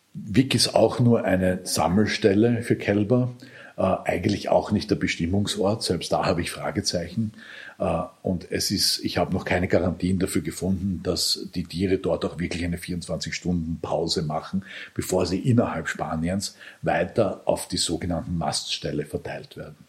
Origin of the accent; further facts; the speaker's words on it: Lower Austria, Austria; moved away; Ich bin viel auch am Land aufgewachsen in Niederösterreich